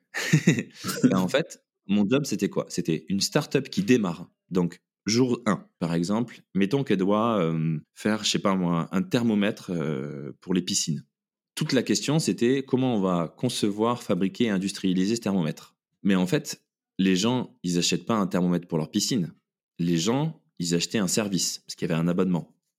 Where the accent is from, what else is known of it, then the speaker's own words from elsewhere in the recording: Toulouse, Occitania, France; also born or lived in New Zealand; je suis toulousain. Donc, euh, j'ai grandi en, faisant euh, des études d'ingénieur euh, à Toulouse.